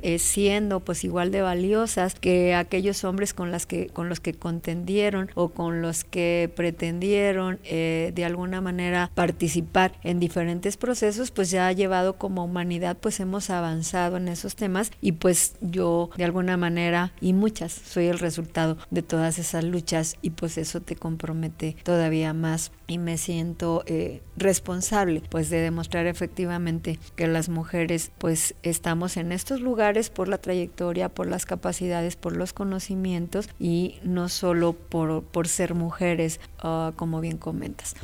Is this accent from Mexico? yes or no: yes; Mexico; como mexicanas